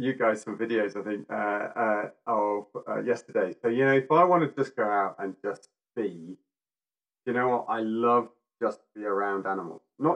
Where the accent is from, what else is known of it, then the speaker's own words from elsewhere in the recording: Yorkshire and the Humber, United Kingdom; I'm from Yorkshire